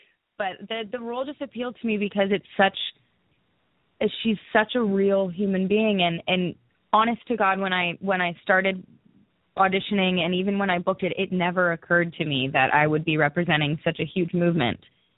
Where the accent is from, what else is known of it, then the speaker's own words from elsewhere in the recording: Newmarket, Ontario, Canada; I'm from a small town, like an hour north of Toronto. It's called Newmarket.